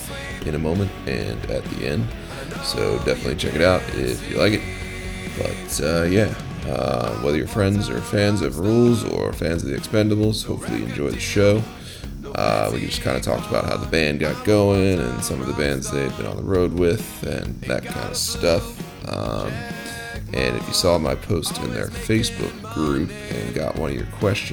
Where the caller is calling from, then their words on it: Baltimore, Maryland, United States; I'm calling you from Maryland or Baltimore.